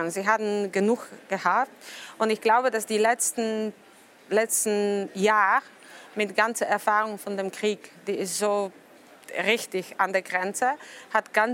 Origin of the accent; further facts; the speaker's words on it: Poland; German is a second language; Hauptsache ist, dass für mich als Pole